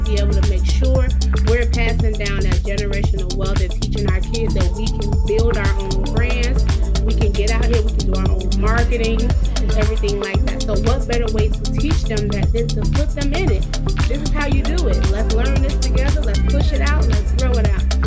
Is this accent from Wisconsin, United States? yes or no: no; Chicago, Illinois, United States; Um, that's why it's …'s Den, y'all. I am Chicago native. I love my hometown, Chi-Town, Side. I'm rocking my city.